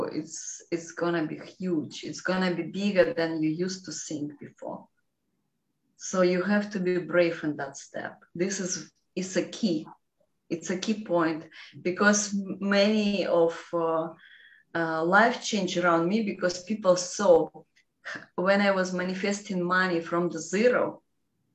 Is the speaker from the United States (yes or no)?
no; Russia; English is a second language; I'm from Russia